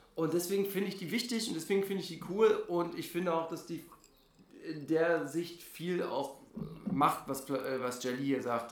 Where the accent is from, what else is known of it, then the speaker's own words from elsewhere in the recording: Germany; ich bin ja gerade der einzige äh, Deutsche